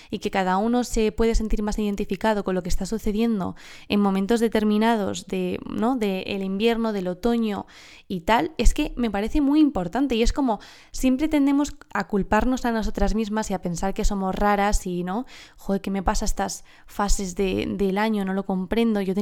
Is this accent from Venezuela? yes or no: no; southern Spain, Spain; Encima soy del sur de España, imagínate, que aquí son las dos que más duran, ¿cierto?